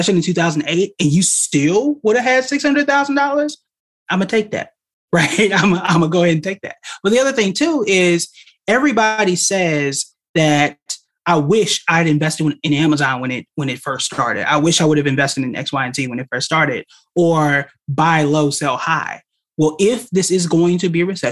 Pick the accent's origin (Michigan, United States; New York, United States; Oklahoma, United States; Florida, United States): Oklahoma, United States; I'm from Oklahoma